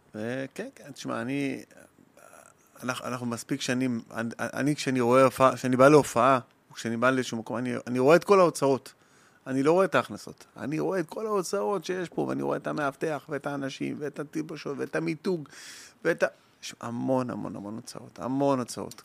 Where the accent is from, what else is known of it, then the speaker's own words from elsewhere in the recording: Lod, Central District, Israel; גדלתי בלוד, בבית קטן, שלושה כיווני ירי, בשכונת נווה דמים